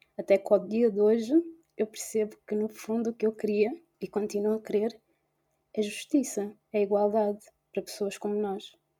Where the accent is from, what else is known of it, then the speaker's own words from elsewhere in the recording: Portugal; nasci e cresci em Portugal mas que tem as origens em, na Guiné-Bissau